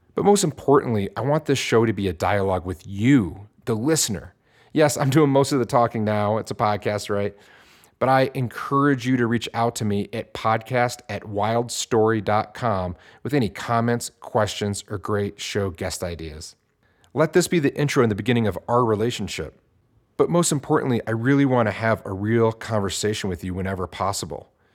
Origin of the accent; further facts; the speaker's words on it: Detroit, Michigan, United States; growing up in Detroit, Michigan, where I grew up